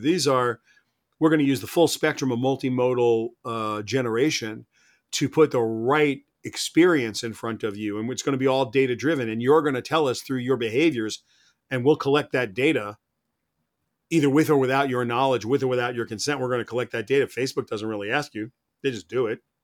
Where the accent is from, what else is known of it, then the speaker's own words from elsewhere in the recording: United States; I'm an American.